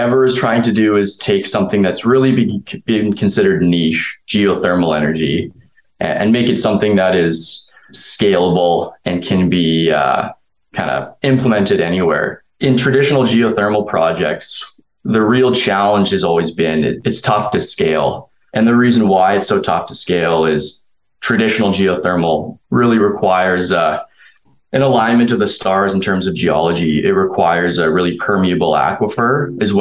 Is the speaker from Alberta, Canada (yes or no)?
yes; Calgary, Alberta, Canada; growing up in Calgary, the energy industry has been like a really big part of the community here